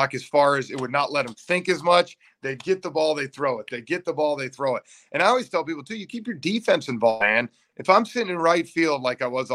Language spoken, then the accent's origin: English; Atlanta, Georgia, United States; I'm from Atlanta